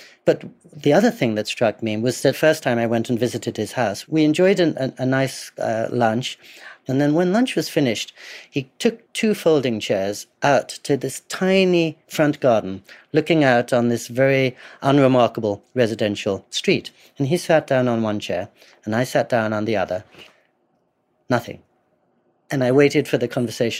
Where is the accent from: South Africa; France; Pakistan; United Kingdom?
United Kingdom; England; I grew up in English boarding schools